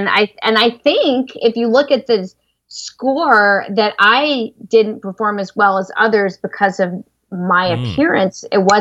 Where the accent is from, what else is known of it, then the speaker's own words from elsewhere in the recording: the South, United States; I'm a party girl and I'm from the South, even though I don't sound like it